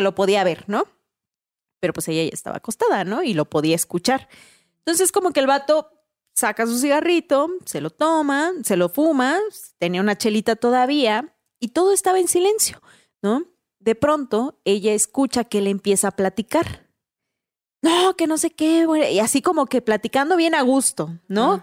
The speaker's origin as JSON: {"language": "Spanish", "country": "Mexico", "said": "como mexicanos no se nos haría raro"}